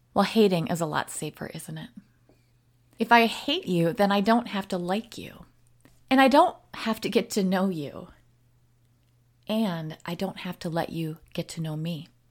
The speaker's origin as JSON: {"language": "English", "region": "the North", "country": "United States", "also_born_or_lived": "Wisconsin", "moved": "yes", "said": "I am from the U S and I am from the North"}